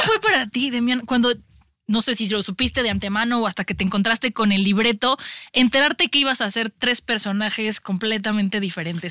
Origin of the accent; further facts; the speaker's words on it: Mexico; como mexicano